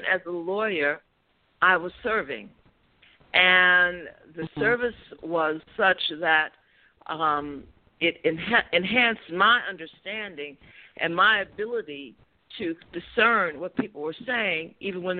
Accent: Chicago, Illinois, United States; I'm from Chicago

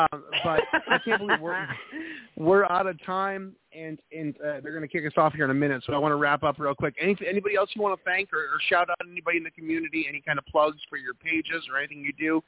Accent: New England, United States; from New England.

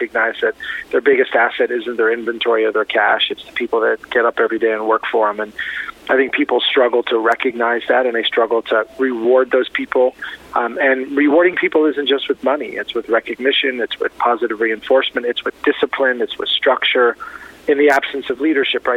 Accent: Miami, Florida, United States; also born or lived in Beirut, Lebanon; I was born in Beirut, Lebanon, lived in an orphanage, and I was adopted by an American family and raised in Miami

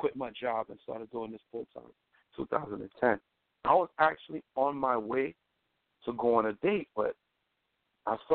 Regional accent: New York City, New York, United States; I'm from Brooklyn, New York

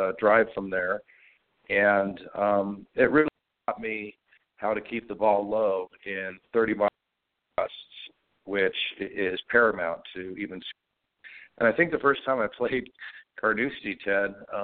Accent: West Coast, United States; also born or lived in Scotland; as an American from the West Coast

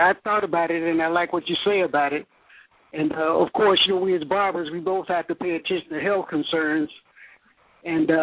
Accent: Chattanooga, Tennessee, United States; moved away as an adult; now in Jacksonville, United States; my hometown in Chattanooga, Tennessee

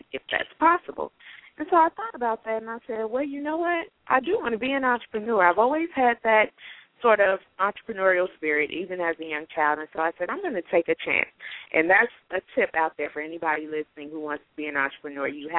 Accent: Gary, Indiana, United States; moved away; also born or lived in Chicago; I'm originally from Gary, Indiana, home of … in the …. So grew up there

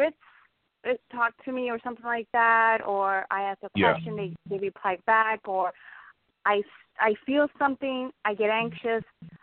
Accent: New York, United States; now in California, United States; I went from New York to California, but I still say I'm from California. I mean, from New York. So I moved from New York to California

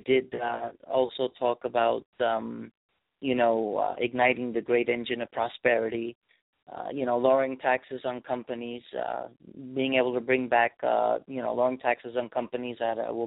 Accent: New York, United States; moved away; my home state of New York

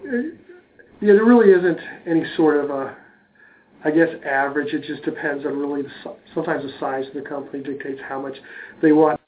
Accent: Cincinnati, Ohio, United States; also born or lived in Connecticut; Grew up in Cincinnati. My parents are from Brooklyn.

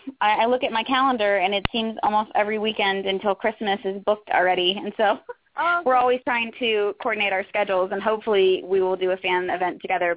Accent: Roanoke, Virginia, United States; moved away; I moved out here from Roanoke, Virginia, thinking I was going to be I knew to move out here I was going to be an actress

